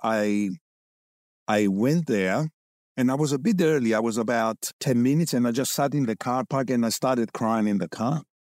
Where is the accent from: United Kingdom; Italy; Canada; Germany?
United Kingdom; London; moved away as an adult; also born or lived in Cyprus; now in Australia; I grew up in Cyprus. Immigrated with my parents to London for twenty years, did my schooling